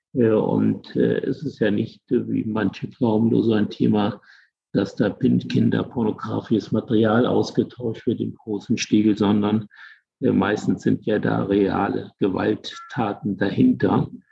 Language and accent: German; Germany; now in Bremen, Germany; Ich bin ja groß geworden in der Eifel, in einer total schwarzen Gegend